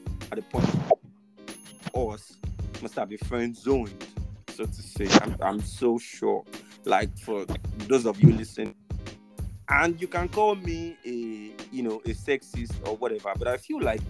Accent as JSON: {"language": "English", "country": "Nigeria", "said": "how we are as a Nigerian today"}